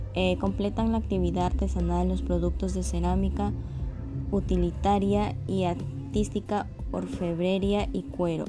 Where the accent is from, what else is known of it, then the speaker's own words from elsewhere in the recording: Mexico; nosotros como los mexicanos debemos de sentirnos orgullosos de donde de dónde nacimos